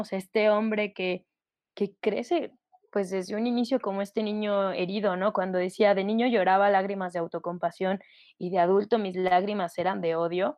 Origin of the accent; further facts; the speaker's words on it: León, Guanajuato, Mexico; soy de León, Guanajuato.